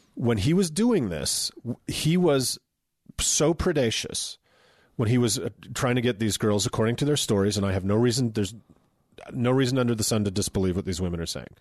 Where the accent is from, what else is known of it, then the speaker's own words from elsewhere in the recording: Utah, United States; we're from Utah